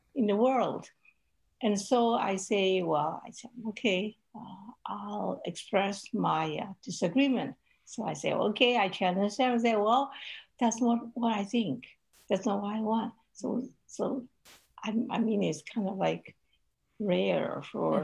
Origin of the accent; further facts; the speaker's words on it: Hong Kong; I grew up in Hong Kong